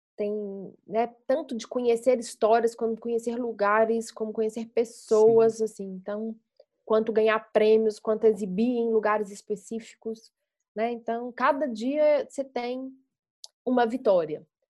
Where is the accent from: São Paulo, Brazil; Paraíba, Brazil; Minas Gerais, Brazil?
Minas Gerais, Brazil; Belo Horizonte; eu sou mineira de Belo Horizonte, né, e construí a minha carreira em cinema aqui